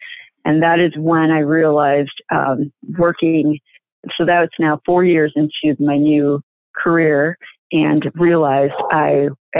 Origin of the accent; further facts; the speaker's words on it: Chicago, Illinois, United States; also born or lived in Cicero, Illinois; now in Stickney, United States; I'm originally from Chicago and moved into Cicero when I was in latter part of my grade school, and then went to Morton East in Cicero, and then moved back into the city for college.